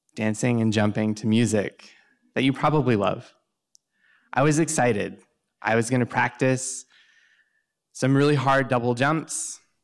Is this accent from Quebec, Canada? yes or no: no; Southern Ontario, Canada; I grew up in Southern Ontario in Canada.